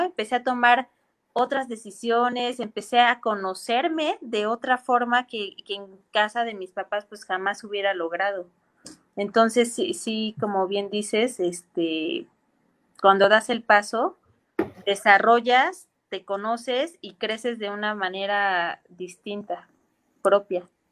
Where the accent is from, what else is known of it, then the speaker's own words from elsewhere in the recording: Mexico City, Mexico; nosotros somos capitalinos